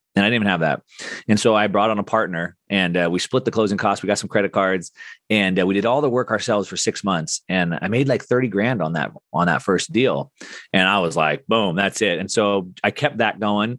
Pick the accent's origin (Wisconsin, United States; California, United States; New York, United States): California, United States; Southern; I grew up in Southern California doing action sports.